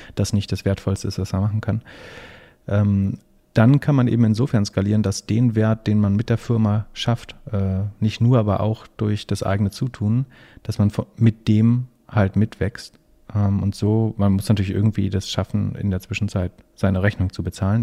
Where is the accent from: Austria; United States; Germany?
Germany; als Deutscher